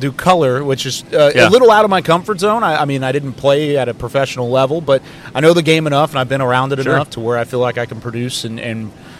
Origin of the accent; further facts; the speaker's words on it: Waco, Texas, United States; I grew up in Waco.